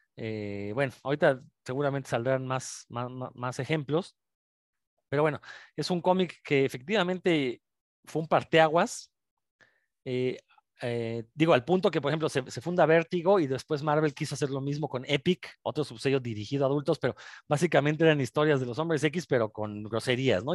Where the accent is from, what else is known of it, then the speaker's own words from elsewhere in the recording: Mexico; uno como mexicano